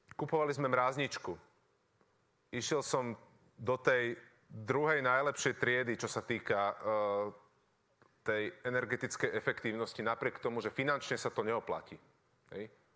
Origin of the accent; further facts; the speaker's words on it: Bratislava, Bratislava Region, Slovakia; ja som z Bratislavy